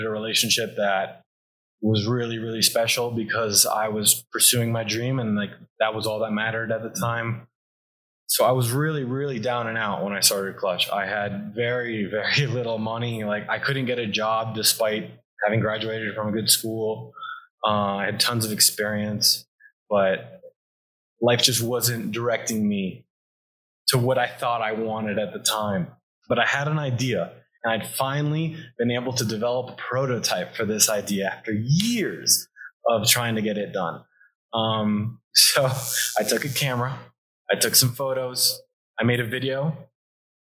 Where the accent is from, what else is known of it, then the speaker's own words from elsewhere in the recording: South Florida, United States; I'm from South Florida. I grew up in a really amazing family